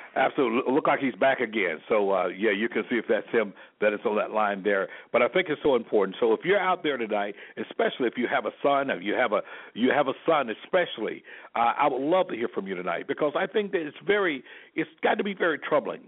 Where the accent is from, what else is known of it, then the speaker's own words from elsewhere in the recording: Selma, Alabama, United States; myself being born and raised in Selma, Alabama